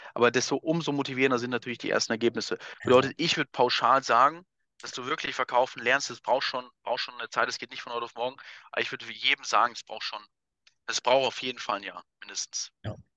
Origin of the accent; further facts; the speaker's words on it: Wuppertal, North Rhine-Westphalia, Germany; moved away as an adult; now in Vienna, Austria; ich komme ja ursprünglich aus Wuppertal, aus Deutschland, wohne jetzt ja seit fünf Jahren auch in Wien